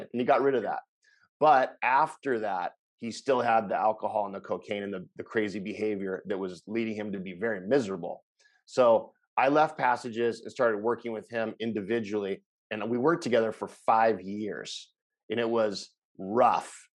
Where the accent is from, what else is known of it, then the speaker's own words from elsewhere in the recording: Los Angeles, California, United States; moved away as an adult; now in Costa Rica; I'm from Los Angeles, California, where I ran a bunch of inpatient facilities